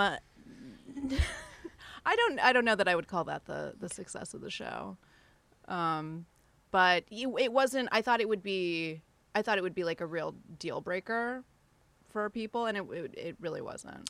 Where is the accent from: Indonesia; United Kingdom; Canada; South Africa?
Indonesia; moved away; I grew up in Indonesia